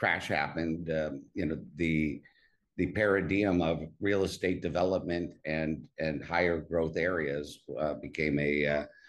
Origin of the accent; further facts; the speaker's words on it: Cleveland, Ohio, United States; moved away as an adult; also born or lived in Boston / New York City; now in Monte Carlo, Monaco; I was raised in Cleveland, Ohio